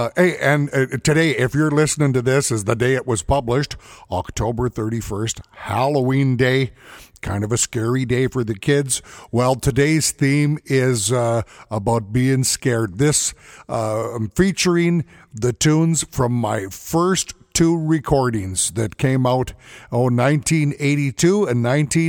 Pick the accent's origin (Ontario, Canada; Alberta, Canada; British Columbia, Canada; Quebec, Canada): Alberta, Canada; Edmonton; I grew up in Edmonton. This is where I learned how to play the fiddle from my dad